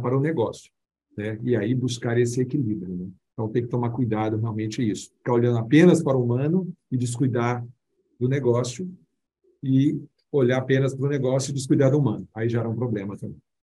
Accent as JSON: {"language": "Portuguese", "town": "Belo Horizonte", "region": "Minas Gerais", "country": "Brazil", "tie": "born or raised there", "accent": "mineiro", "moved": "as an adult", "lives_now": "São Paulo, Brazil", "said": "mineiro, vocês vão perceber aí no bate-papo aqui nosso, o meu sotaque mineiro, que eu amo tanto, minha Minas Gerais, nascido em Belo Horizonte."}